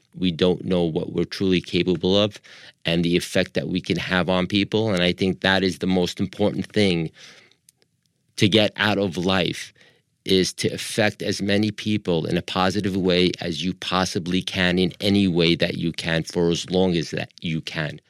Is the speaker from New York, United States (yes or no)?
yes; Long Island, New York, United States; accent: American; moved away as an adult; also born or lived in Libya; now in Los Angeles, United States; I moved to the States when I was five and a half, and we moved to, uh, Long Island, New York. I lived there for twenty-seven years